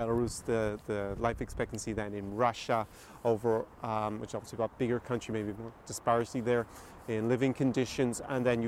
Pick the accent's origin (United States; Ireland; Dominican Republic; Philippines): Ireland; moved away; Although I grew up in Ireland